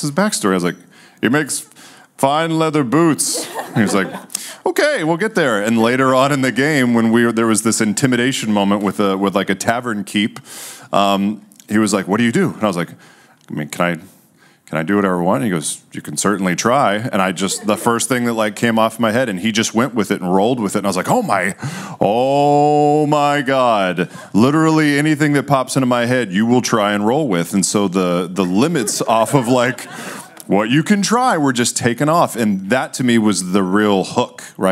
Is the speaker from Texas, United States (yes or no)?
yes; Texas, United States; Texas, we got a southern thing